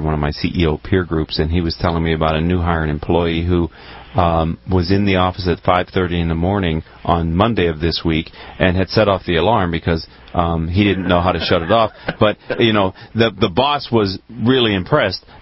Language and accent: English; Pittsburgh, Pennsylvania, United States; I was born in Pittsburgh